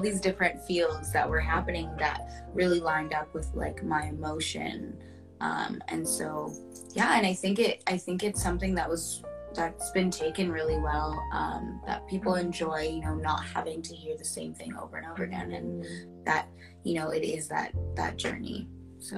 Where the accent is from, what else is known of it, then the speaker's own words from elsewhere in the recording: Pickering, Ontario, Canada; now in Toronto, Canada; I'm originally from Pickering, which is a smaller town outside of Toronto